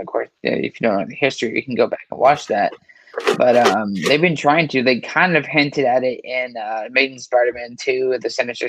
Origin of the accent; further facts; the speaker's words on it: Brooklyn, New York, United States; Oh, I'm from Brooklyn.